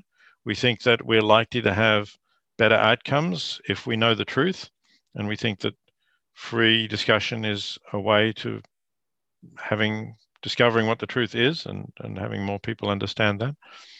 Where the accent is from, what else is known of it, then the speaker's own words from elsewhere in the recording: Australia; Yes, I teach at Princeton, but I am Australian. I have family in Australia, children and grandchildren.